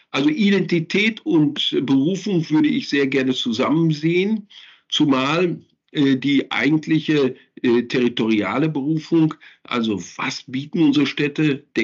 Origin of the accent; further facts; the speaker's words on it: North Rhine-Westphalia, Germany; Da fallen mir natürlich auch meine Heimatregion, das Ruhrgebiet, äh, fällt mir dann auch